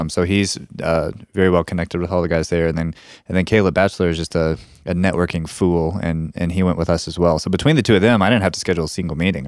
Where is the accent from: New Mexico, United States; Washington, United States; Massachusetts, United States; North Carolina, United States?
New Mexico, United States; we're, we're from New Mexico